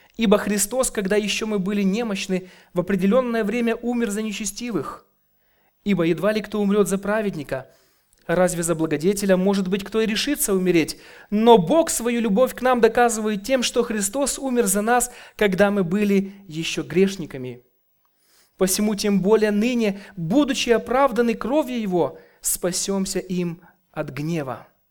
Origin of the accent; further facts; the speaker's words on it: Kyiv, Ukraine; я с Украины, с города Киева